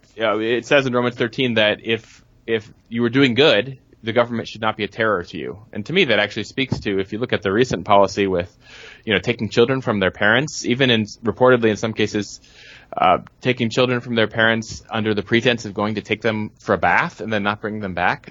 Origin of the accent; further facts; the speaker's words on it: United States; as Americans, as American Christians